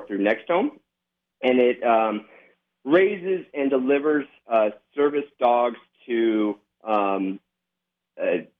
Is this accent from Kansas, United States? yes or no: no; Las Vegas, Nevada, United States; I'm born and raised in Las Vegas.